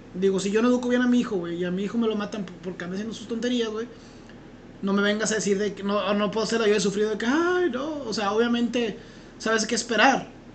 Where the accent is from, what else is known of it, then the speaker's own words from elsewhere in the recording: Mexico; nosotros como mexicanos